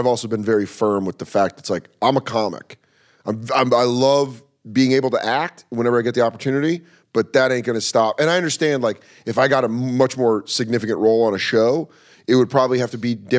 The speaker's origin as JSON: {"language": "English", "town": "Aurora", "region": "Colorado", "country": "United States", "tie": "born or raised there", "lives_now": "New York, United States", "said": "Yeah, I grew up in Aurora."}